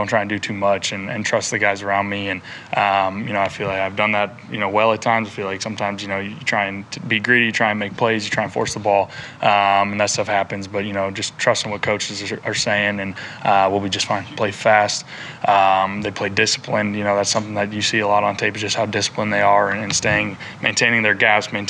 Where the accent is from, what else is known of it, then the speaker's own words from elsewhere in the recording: Raleigh, North Carolina, United States; I was born in Raleigh